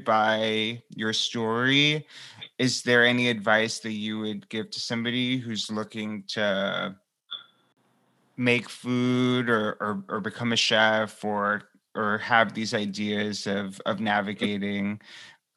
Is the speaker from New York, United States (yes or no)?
yes; New York City, New York, United States; growing up in Queens